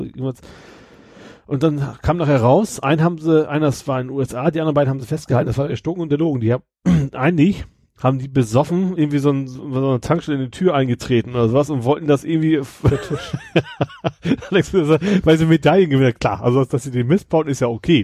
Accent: Kroge, Lower Saxony, Germany; aus meinem Heimatort, Kroge, ne, das ist so mhm. 2000 Einwohner

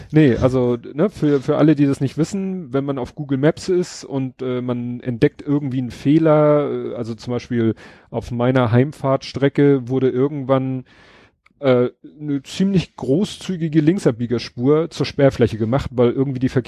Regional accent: Hamburg, Germany; Aber interessant, weil wie gesagt, ich als Hamburger

